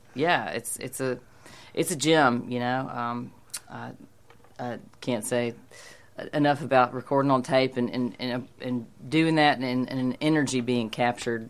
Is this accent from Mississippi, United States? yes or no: yes; Hattiesburg, Mississippi, United States; moved away as an adult; also born or lived in New Orleans / Paris / Nashville; I'm from Hattiesburg